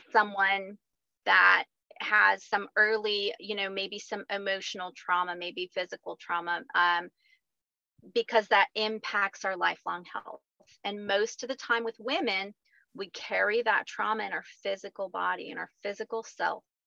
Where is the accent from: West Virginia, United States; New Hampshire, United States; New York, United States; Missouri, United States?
Missouri, United States; rural; now in Bixby, United States; I grew up on a farm in rural Missouri, so still Midwest.